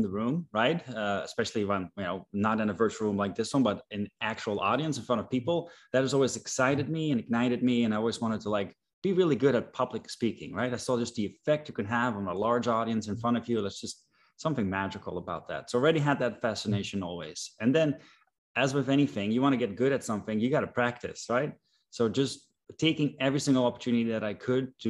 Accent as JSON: {"language": "English", "country": "Netherlands", "moved": "as an adult", "lives_now": "United States", "said": "I am originally Dutch. I'm from the Netherlands."}